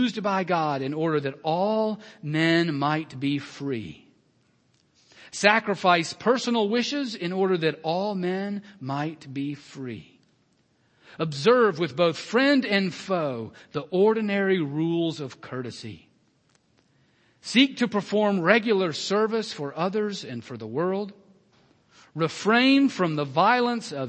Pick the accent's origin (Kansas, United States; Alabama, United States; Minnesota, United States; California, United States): Alabama, United States; moved away; my home state, Alabama